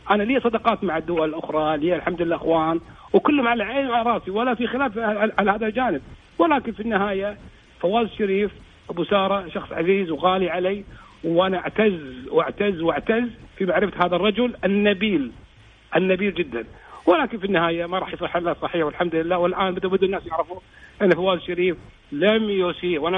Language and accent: Arabic; Kuwait; واللي تعتبر العمق الاستراتيجي لنا احنا ككويتيين